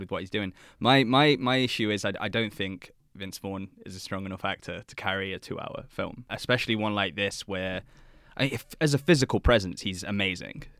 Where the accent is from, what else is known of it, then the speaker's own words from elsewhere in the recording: England, United Kingdom; being an Englishman myself